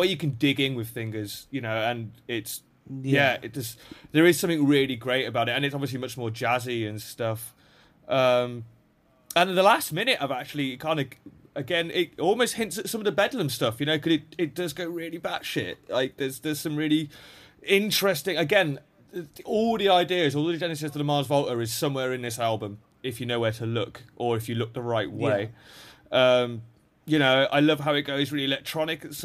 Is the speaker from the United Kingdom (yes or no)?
yes; England, United Kingdom; I'm an English guy